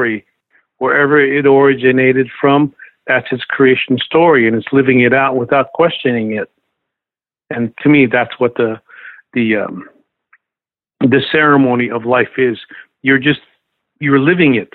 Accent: Lakota lands, United States; as a Lakota

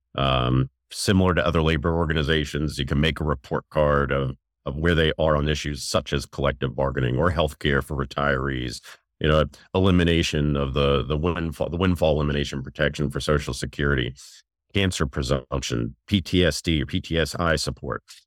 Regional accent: New York, United States; moved away as an adult; now in Maryland, United States; I'm from New York, and uh, I left New York to uh, come to the area, go to the University of Maryland to go to college

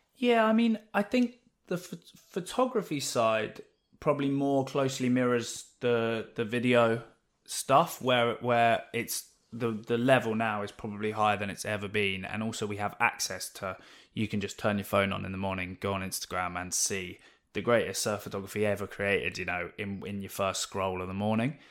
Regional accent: Oxfordshire, South East England, United Kingdom; also born or lived in West London; now in Newquay, United Kingdom; so I grew up in, in West London originally till I was about ten or eleven, and then we moved out to, um, a little village in Oxfordshire.

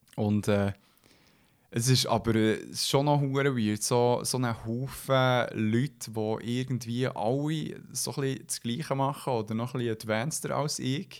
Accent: Switzerland

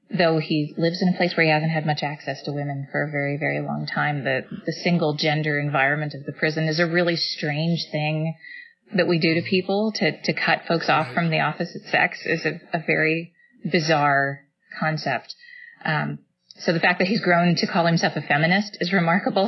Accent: Texas, United States; now in Michigan, United States; my home state of Texas

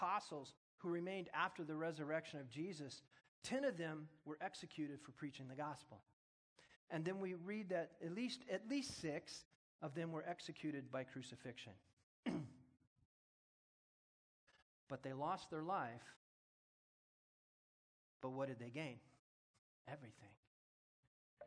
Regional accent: United States; I'm an American. I'm born in America

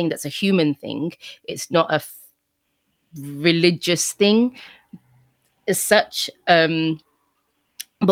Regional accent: United Kingdom; I am British

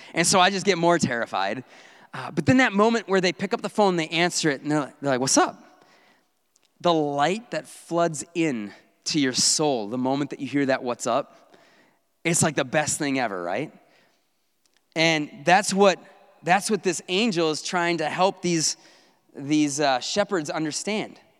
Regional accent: North Woods, United States; I grew up in the North Woods

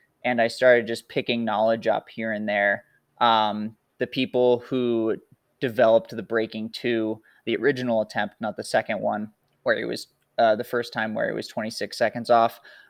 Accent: Whitefish, Montana, United States; I've got a job at Hammer Nutrition, which is based out of my hometown in Whitefish, Montana

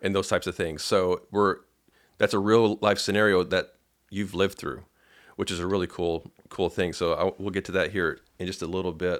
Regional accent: Paducah, Kentucky, United States; I'm from Padu-, Paducah, Kentucky

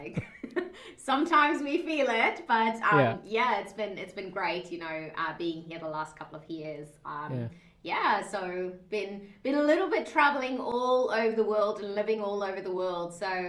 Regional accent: South Africa; accent: mixed; moved away as an adult; also born or lived in Dubai, United Arab Emirates; I'm originally from South Africa. {S0} Okay. {S1} That I've got a very like mixed accent as well because it's got like this Aussie slang in. So I lived in South Africa for most of my life up until 2010

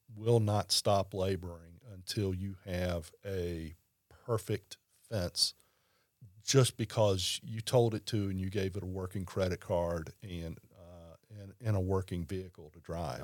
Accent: Baton Rouge, Louisiana, United States; being a lifelong LSU fan growing up in Baton Rouge.

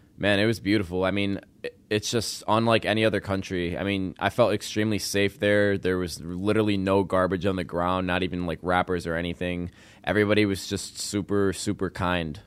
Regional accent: Arlington Heights, Illinois, United States; also born or lived in South Loop, Chicago; now in Chicago, United States; I grew up in Arlington Heights, and I moved to South Loop three years ago

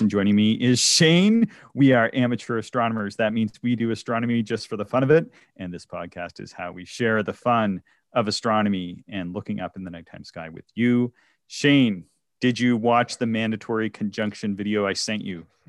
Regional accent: Canada; I grew up on American cartoons. So I, I lived very close to the States, uh, in, in sort of rural Canada.

